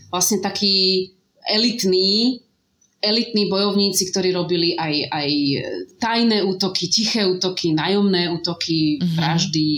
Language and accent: Slovak; Slovakia